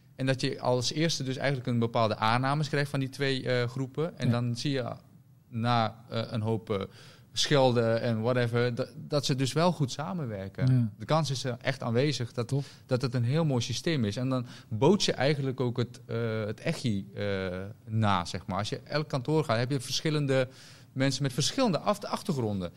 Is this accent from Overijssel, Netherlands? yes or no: no; Rotterdam, South Holland, Netherlands; ik kom uit Rotterdam.